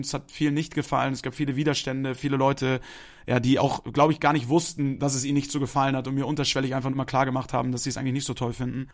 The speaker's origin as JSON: {"language": "German", "region": "Hamburg", "country": "Germany", "tie": "born or raised there", "moved": "as an adult", "lives_now": "Munich, Germany", "said": "Ich bin gebürtiger Hamburger"}